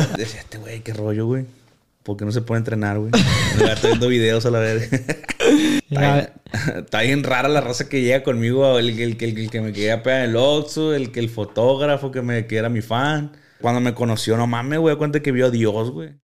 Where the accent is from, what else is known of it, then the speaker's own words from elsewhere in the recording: Culiacán, Sinaloa, Mexico; soy de Culiacán